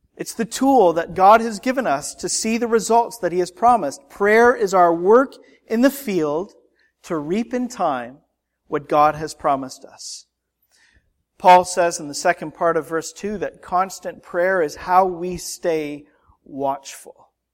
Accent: Canada; now in United States; As a Canadian citizen with an American spouse

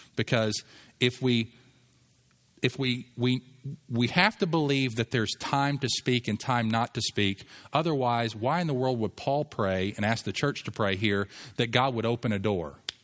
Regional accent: United States; I'm an American

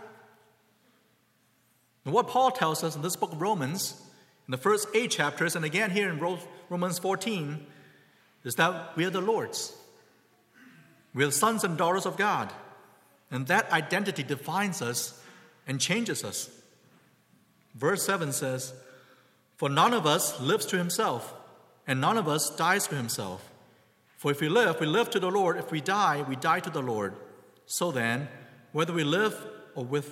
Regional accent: China; now in United States; I had a Chinese name growing up in China

